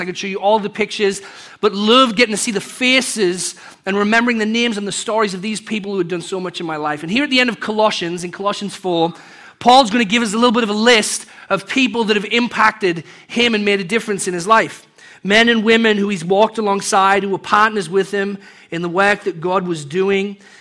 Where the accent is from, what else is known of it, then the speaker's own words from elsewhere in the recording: England, United Kingdom; moved away; growing up in England